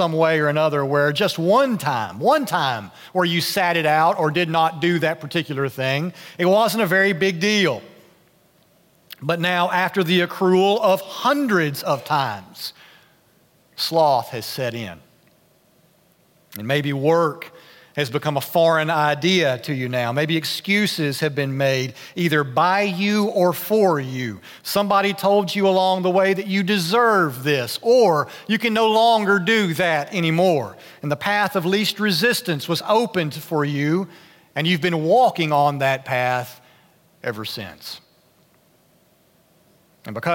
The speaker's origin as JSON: {"language": "English", "town": "Nashville", "region": "Tennessee", "country": "United States", "tie": "born or raised there", "moved": "yes", "said": "I grew up in Nashville"}